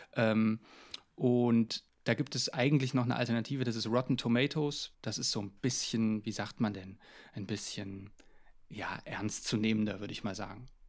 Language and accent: German; Jena, Thuringia, Germany; ich habe eigentlich in Jena hier einfach in meiner Heimatstadt angefangen